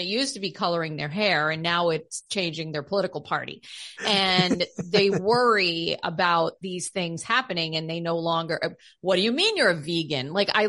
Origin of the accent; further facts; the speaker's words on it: United States; Yes, I'm the American.